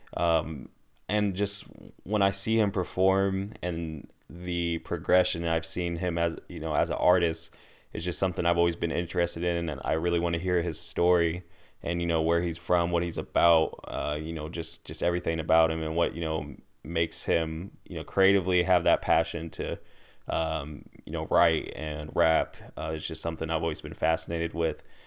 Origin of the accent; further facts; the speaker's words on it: Des Moines, Iowa, United States; I'm from here. I'm from Des Moines, Iowa.